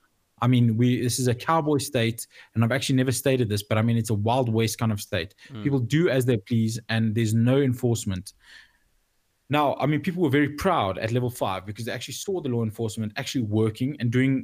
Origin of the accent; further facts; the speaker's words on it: South Africa; as a South African